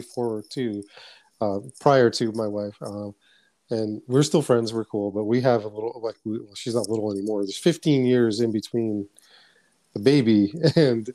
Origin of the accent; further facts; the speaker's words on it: Boston, Massachusetts, United States; I grew up in Dorchester, Massachusetts